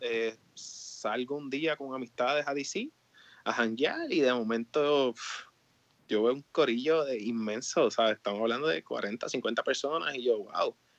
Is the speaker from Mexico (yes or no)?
no; Humacao, Puerto Rico; moved away as an adult; also born or lived in Mayagüez, Puerto Rico / Maryland; now in DMV area, United States; yo soy nacido y criado eh, en Humacao, obviamente Humacao, Puerto Rico.